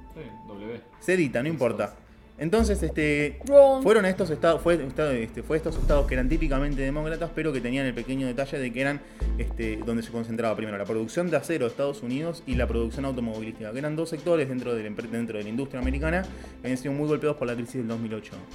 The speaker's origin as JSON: {"language": "Spanish", "country": "Argentina"}